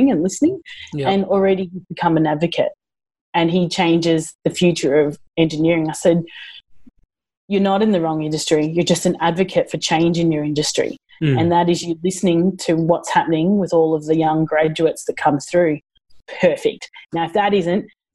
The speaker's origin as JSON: {"language": "English", "country": "Australia", "said": "I'm such an Aussie"}